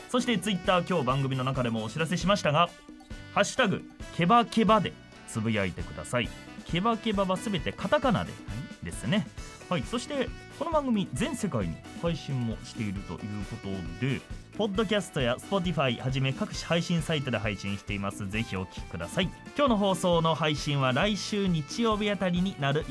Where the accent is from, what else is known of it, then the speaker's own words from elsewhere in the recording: Nagoya, Aichi, Japan; 私も名古屋市内なんですよあ同郷ということですね。